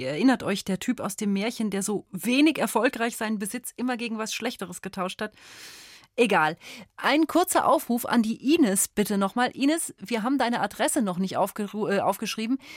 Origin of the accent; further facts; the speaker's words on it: London, United Kingdom; ich komme aus England. Oh, und wo daher? Ähm, aus London.